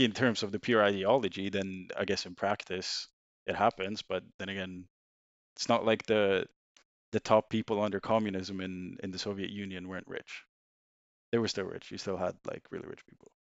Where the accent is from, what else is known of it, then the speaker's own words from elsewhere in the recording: Sweden; English is a second language; moved away as an adult; now in United Kingdom; I'm originally from Sweden. uh, moved to the U K in twenty seventeen, uh, to do university here